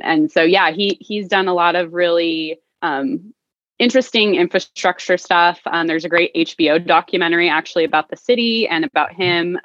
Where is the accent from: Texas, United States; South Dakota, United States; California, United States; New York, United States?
California, United States; Stockton; moved away; I am originally from the Central Valley, uh, so Stockton uh, proper, and my parents still live there